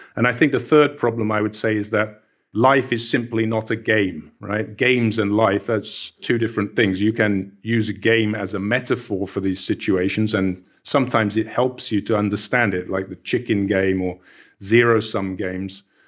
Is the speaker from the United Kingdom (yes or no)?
yes; United Kingdom; I was growing up in Britain